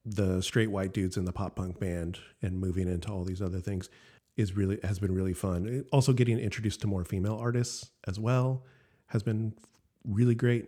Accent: Elk Grove, California, United States; also born or lived in Sacramento / Santa Barbara; I grew up in Elk Grove

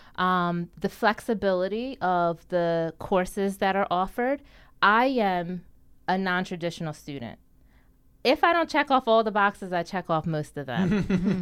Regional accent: Deptford Township, New Jersey, United States; I grew up in Duffer Township, New Jersey. Um, I did my elementary, middle, and high school years there.

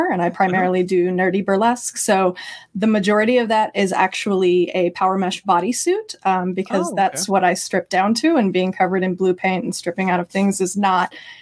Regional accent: Nashville, Tennessee, United States; we're both from Nashville

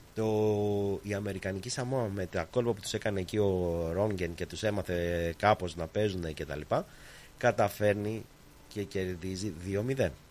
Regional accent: Greece; now in Australia

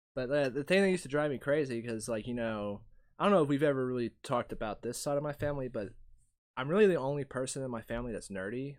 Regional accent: Ringgold, Georgia, United States; also born or lived in Chattanooga, Tennessee; when I grew up, I grew up in Ringgold.

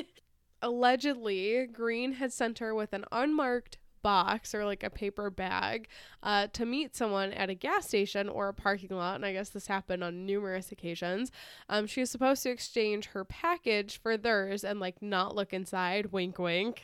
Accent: United States; we're American, and we're so happy over here

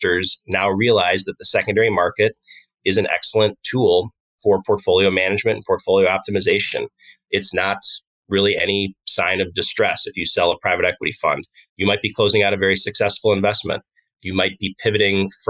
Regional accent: Aurora, Illinois, United States; I grew up in Aurora, Illinois

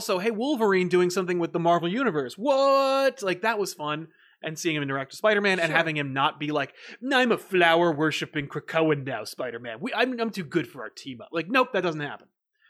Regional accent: United Kingdom

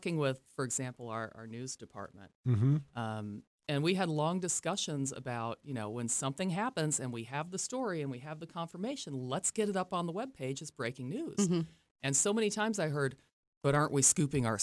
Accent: Ohio, United States; also born or lived in Ithaca, New York; I grew up here in Ohio

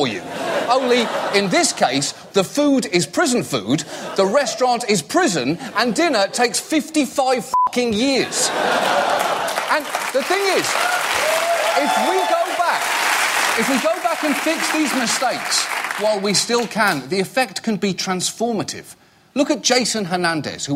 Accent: United Kingdom; moved away; I'm British

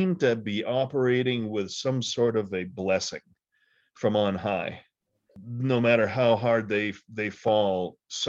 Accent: United States; As an American

